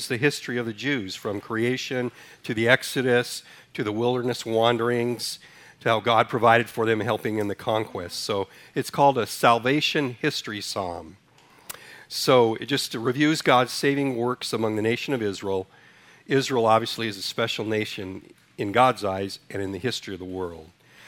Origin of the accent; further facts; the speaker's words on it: Ethiopia; also born or lived in Sudan; When I was born in Sudan, Africa, raised in Ethiopia, so history has always been one of my favorite subjects.